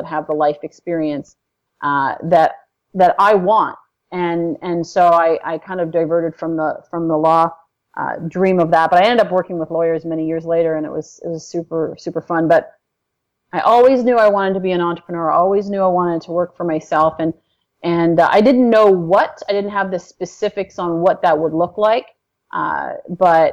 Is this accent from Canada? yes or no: yes; Toronto, Ontario, Canada; moved away as an adult; now in California, United States; originally I'm from Toronto, Canada